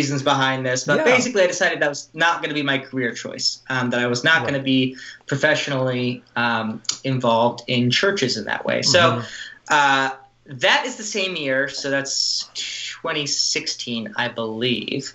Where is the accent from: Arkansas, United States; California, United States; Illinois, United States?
California, United States; Los Angeles; I grew up in the Los Angeles area